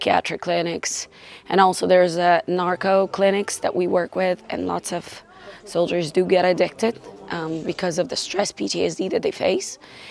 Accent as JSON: {"language": "English", "town": "Lutsk", "region": "Volyn Oblast", "country": "Ukraine", "said": "I come from Lutsk, it's very western port, it's like Poland."}